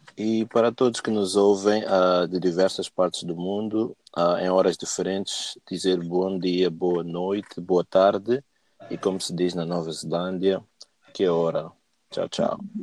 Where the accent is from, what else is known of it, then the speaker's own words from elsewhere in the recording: Mozambique; eu cresci em Moçambique